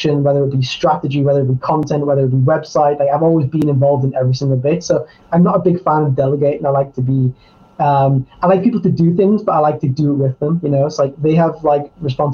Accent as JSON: {"language": "English", "town": "Newcastle upon Tyne", "region": "North East England", "country": "United Kingdom", "tie": "born or raised there", "also_born_or_lived": "Budapest / Spain", "moved": "as an adult", "lives_now": "London, United Kingdom", "said": "one of the places I haven't lived in my adult life is my hometown, Newcastle"}